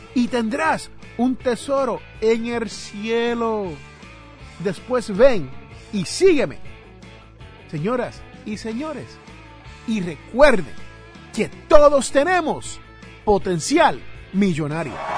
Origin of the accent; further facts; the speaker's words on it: New Jersey, United States; allá en mi barrio, eh, donde yo nací en New Jersey